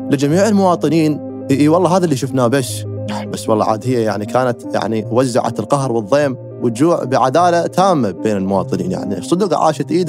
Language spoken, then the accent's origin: Arabic; Iraq; أنا كعراقي من قرأت هاي الكليشة بعد 9 4 2003